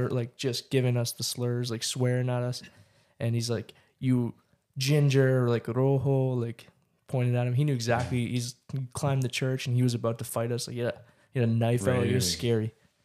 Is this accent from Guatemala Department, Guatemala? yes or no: no; San Juan del Obispo, Sacatepéquez, Guatemala; San Juan del Obispo. That's where I lived, man. Mm-hmm. It's my hometown.